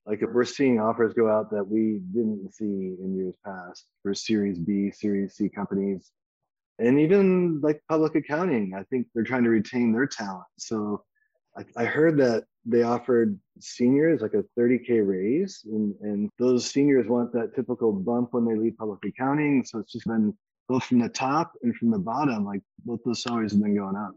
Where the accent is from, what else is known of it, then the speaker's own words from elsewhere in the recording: Kalamazoo, Michigan, United States; moved away; I'm originally also from the Midwest, from Kalamazoo, Michigan.